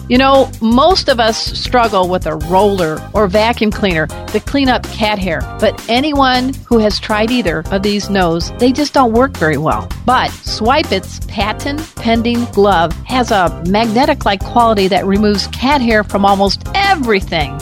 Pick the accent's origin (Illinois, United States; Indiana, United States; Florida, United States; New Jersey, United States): Illinois, United States; Chicago; now in San Diego County, United States; I'm from the Midwest, Chicago